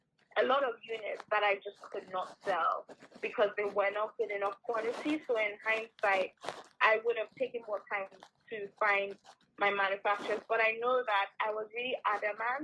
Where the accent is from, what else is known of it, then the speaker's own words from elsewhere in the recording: Nigeria; moved away; I grew up in Nigeria